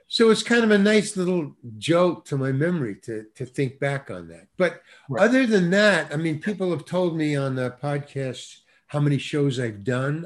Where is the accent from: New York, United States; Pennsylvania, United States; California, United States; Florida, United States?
New York, United States; moved away; I come from New York, obviously. I think you can tell by the way I talk.